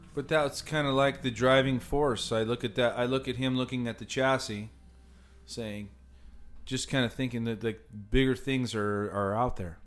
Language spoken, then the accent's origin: English; Cypress, California, United States; growing up in Cyprus, area, what's it, seven miles straight to the beach